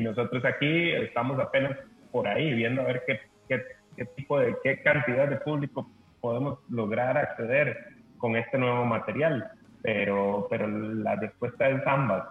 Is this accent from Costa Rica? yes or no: yes; Costa Rica; nosotros como costarricenses, como, como parte de, de, esta, de este pedazo de tierra